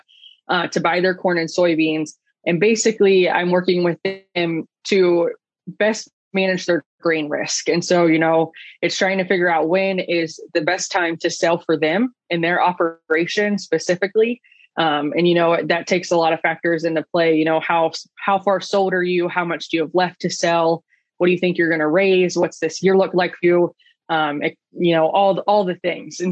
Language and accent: English; Southwest Ohio, United States; I grew up in Southwest Ohio